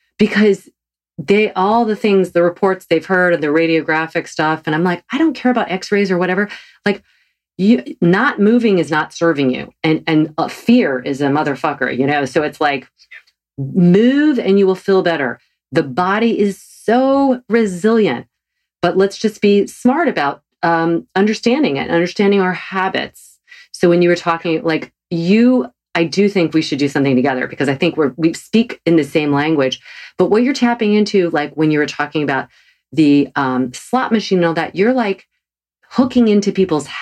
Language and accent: English; the South, United States; I'm from the South.